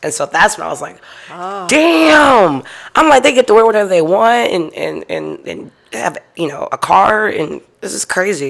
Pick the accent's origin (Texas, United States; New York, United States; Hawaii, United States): Texas, United States; Houston; also born or lived in Cypress, Texas; So I grew up in Houston, Texas. Okay. I grew up like the southwest side.